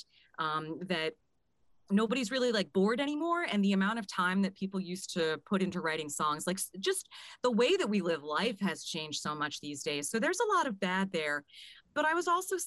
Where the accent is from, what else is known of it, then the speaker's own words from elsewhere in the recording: Chester County, Pennsylvania, United States; I grew up in Chester County.